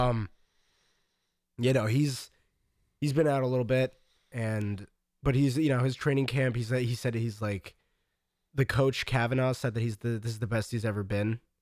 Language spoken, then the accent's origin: English; United States; I'm very American